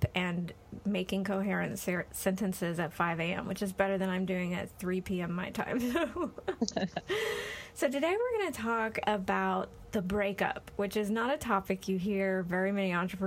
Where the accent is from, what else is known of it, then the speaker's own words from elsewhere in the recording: Florida, United States; I'm from Florida